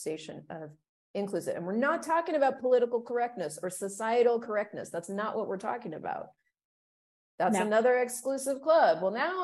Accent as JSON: {"language": "English", "country": "United States", "tie": "born or raised there", "said": "growing up in the United States, I remember being very patriotic"}